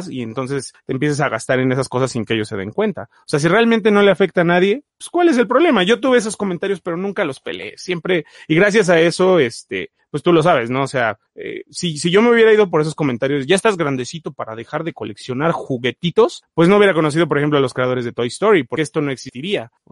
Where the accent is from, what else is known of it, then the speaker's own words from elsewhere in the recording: Puebla, Mexico; cada mes tenía que ir a Ciudad de Puebla y comprar, que era una hora de mi pueblo, y comprar su fascículo mensual.